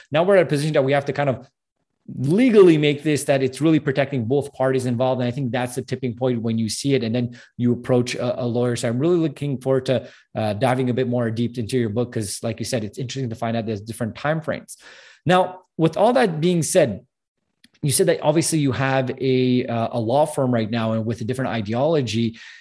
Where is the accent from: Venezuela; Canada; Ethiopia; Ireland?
Canada; I'm from Canada